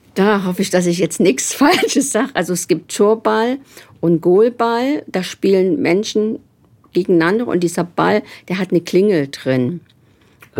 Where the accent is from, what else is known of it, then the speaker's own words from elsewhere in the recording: Germany; moved away as an adult; now in Nuremberg, Germany; Man hört es ja, ich komme überhaupt nicht aus Nürnberg, sondern ich komme aus Sachsen-Anhalt, Thüringen